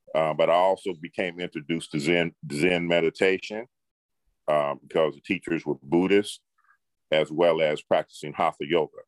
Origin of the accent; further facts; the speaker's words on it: Detroit, Michigan, United States; I grew up in Detroit, Michigan